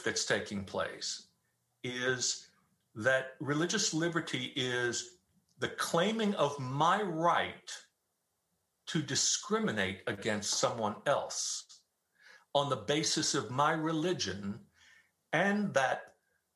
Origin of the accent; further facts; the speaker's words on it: New York City, New York, United States; now in Dallas, United States; I grew up in Staten Island, New York, which was 94% Roman Catholic when I was growing up there